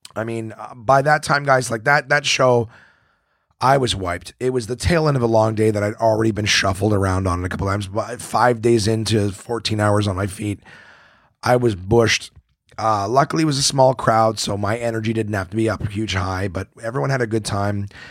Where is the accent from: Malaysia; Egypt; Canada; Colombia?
Canada; Ottawa, Ontario; my hometown of, of Ottawa